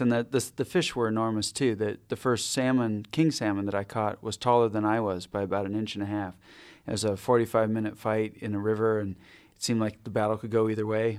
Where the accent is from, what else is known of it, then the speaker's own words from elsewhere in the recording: Ketchikan, Alaska, United States; also born or lived in Adak Island, Alaska; spent my early childhood in Ketchikan in southeast Alaska